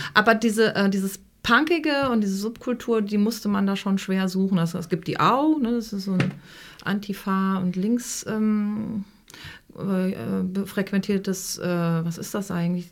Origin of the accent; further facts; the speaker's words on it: Frankfurt, Hesse, Germany; moved away as an adult; now in Hamburg, Germany; ich komme ja aus Frankfurt und habe da äh, an der HFG Offenbach Film studiert